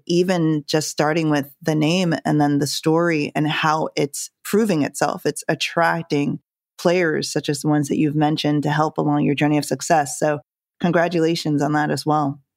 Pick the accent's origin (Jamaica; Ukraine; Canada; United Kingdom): Jamaica; I'm from Jamaica